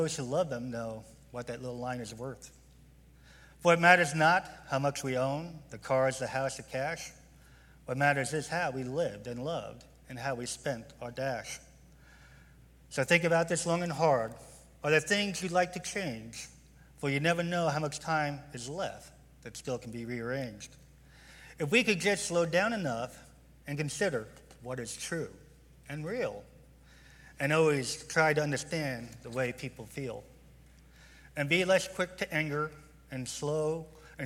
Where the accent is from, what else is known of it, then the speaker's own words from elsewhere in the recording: New York, United States; now in Tucson, United States; I'm from New York.